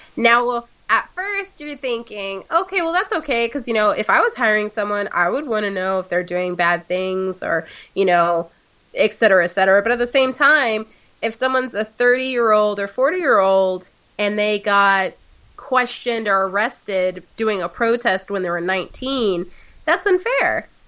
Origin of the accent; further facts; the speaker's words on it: United States; I'm American